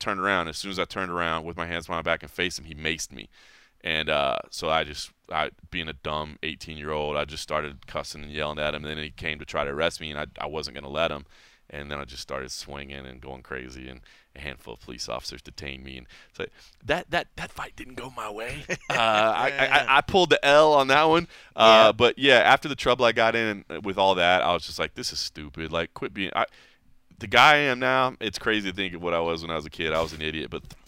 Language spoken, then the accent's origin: English; DeSoto, Texas, United States; I had a couple run-ins with the local police where I grew up in DeSoto, Texas.